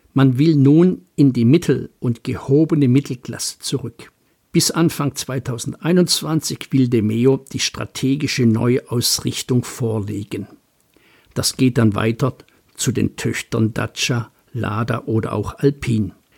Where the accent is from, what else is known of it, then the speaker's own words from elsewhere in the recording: Baden-Württemberg, Germany; als Schwabe